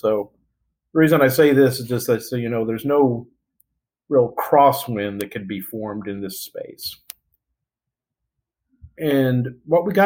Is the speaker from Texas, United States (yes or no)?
yes; Odessa, Texas, United States; moved away as an adult; We're all from Odessa, Texas, which is a small town out in the middle of West Texas.